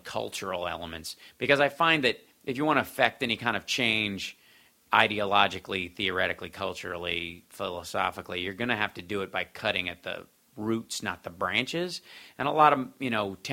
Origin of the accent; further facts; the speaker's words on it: Kentucky, United States; moved away; also born or lived in Chicago; I grew up in Kentucky